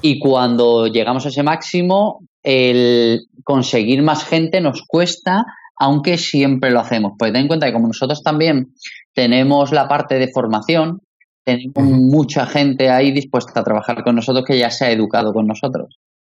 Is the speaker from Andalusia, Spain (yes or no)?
yes; Málaga, Andalusia, Spain; somos malagueños